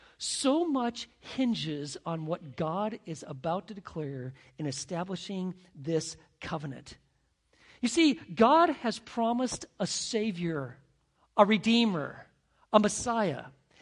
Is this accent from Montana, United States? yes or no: yes; Montana, United States; growing up in Montana